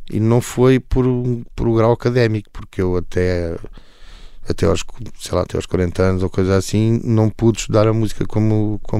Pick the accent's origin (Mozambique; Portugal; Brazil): Portugal; Alentejo; also born or lived in Almada; Portanto, eu vim do Alentejo para a Almada, eh, fiz uma vida, uma vida perfeitamente normal e feliz